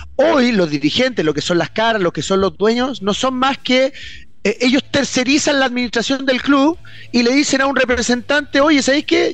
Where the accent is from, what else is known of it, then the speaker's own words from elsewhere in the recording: Chile; nuestro país